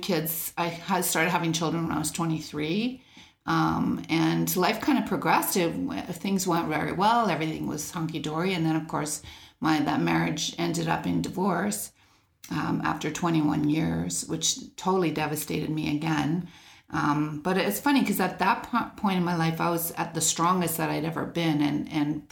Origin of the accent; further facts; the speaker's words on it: Canada; also born or lived in England; I grew up in, for the times, it was probably pretty normal childhood in the suburbs. We lived in a half double. We immigrated to Canada from England when I was 4.